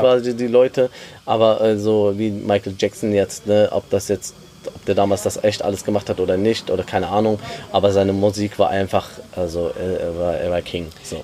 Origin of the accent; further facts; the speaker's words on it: Germany; also born or lived in Lebanon (ancestry); Klar sind wir in Deutschland aufgewachsen und äh, leben hier